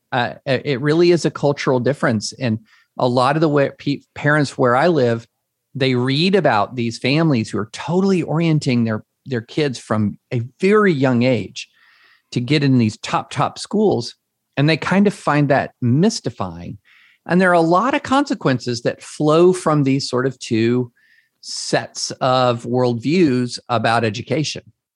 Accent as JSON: {"language": "English", "town": "Georgetown", "region": "Kentucky", "country": "United States", "tie": "born or raised there", "also_born_or_lived": "Opelika, Alabama / Nashville, Tennessee", "moved": "as an adult", "said": "I grew up in Georgetown, Kentucky"}